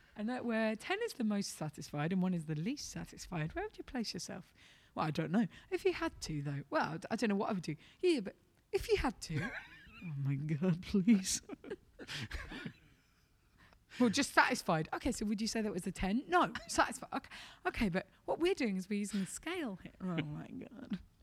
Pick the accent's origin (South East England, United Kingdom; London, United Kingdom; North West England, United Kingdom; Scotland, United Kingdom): London, United Kingdom; I'm from London